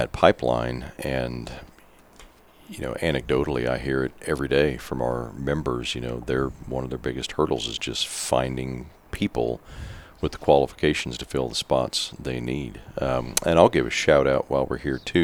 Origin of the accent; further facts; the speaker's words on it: Kansas, United States; we proud Kansans